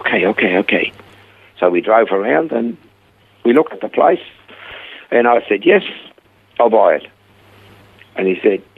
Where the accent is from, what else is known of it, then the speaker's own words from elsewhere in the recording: Switzerland; accent: heavy Swiss; moved away as an adult; also born or lived in Perth, Australia / Coffs Harbour, Australia; now in Australia; I had a heavy Swiss accent. And I said, from Switzerland